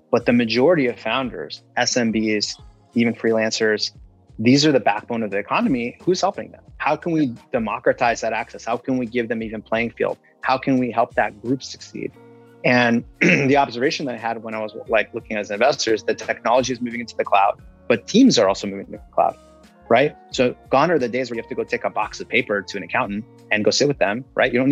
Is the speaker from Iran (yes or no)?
yes; Iran; also born or lived in London; I'm an immigrant uh, from Iran, and I was born in London.